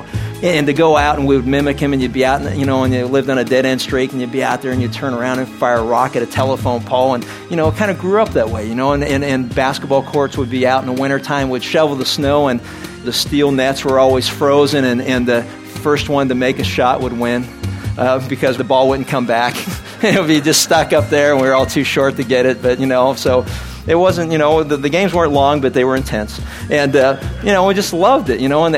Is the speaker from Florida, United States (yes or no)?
no; Pittsburgh, Pennsylvania, United States; I was born and raised in Pittsburgh, Pennsylvania